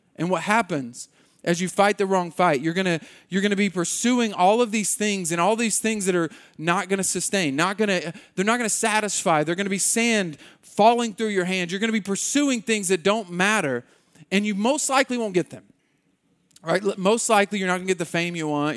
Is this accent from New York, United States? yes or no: no; Muskogee, Oklahoma, United States; we grew up in Muskogee